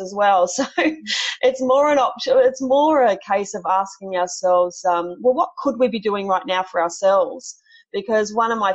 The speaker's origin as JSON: {"language": "English", "town": "Sydney", "region": "New South Wales", "country": "Australia", "said": "I'm from Sydney myself"}